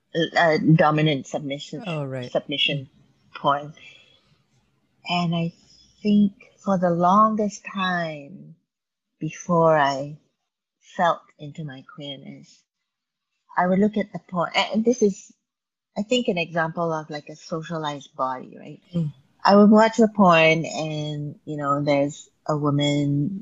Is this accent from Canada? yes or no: no; Malaysia; moved away; my growing up in Malaysia